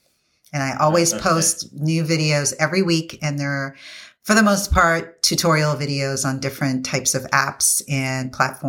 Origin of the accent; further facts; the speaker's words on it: U.S. Virgin Islands; And it's centered on where I grew up in the Virgin Islands and the effects that it's had on there.